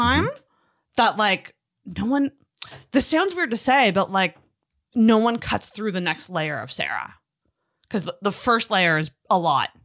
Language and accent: English; Scotland, United Kingdom; I'm Scottish